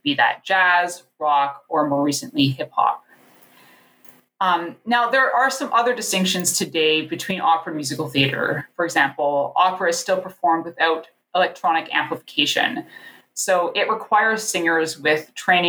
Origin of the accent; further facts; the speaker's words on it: Niagara region, Ontario, Canada; I grew up in the Niagara region. So it was sort of a trek to go to Toronto to see a show